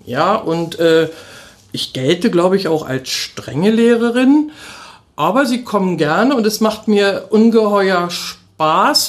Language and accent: German; Berlin, Germany; moved away as an adult; now in Cottbus, Germany; Ich bin ja eine echte Berlinerin, ja. wie man so hört.